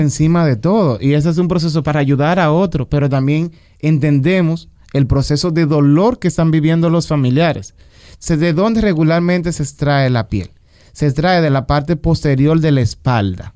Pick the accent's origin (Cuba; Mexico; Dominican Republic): Dominican Republic; Nosotros aquí en República Dominicana